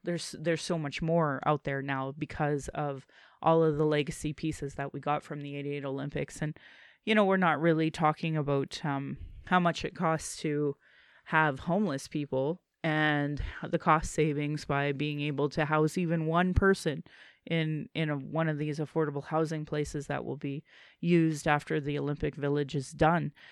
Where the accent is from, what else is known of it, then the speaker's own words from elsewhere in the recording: Calgary, Alberta, Canada; I was born in Calgary